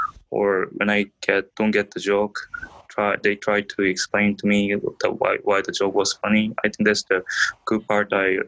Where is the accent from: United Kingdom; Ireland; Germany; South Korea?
South Korea; English is a second language; now in United States; I'm from South Korea.